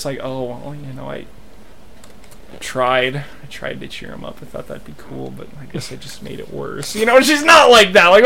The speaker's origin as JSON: {"language": "English", "region": "Wyoming", "country": "United States", "tie": "born or raised there", "said": "I was born in County 11 in Wyoming."}